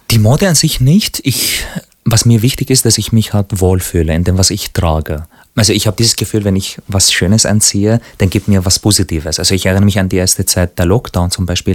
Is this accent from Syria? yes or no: yes; Syria; now in Austria; als Syrer, als Araber, der eben in Österreich und Europa lebt